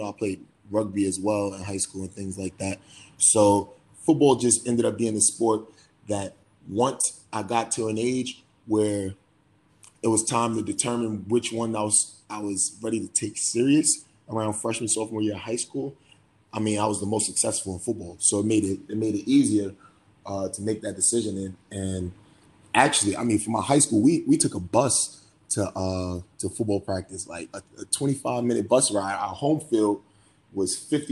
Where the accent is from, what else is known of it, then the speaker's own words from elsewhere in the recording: New York City, New York, United States; moved away as an adult; being from Brooklyn, you know, I got a lot of pride in being from New York, but not just New York, Brooklyn